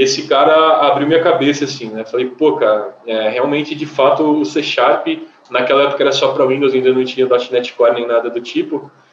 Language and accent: Portuguese; Batatais, São Paulo, Brazil; moved away; Vim do interior, do interior de São Paulo, e uma curiosidade que como eu vim do interior do interior, lá só tinha PC da Positivo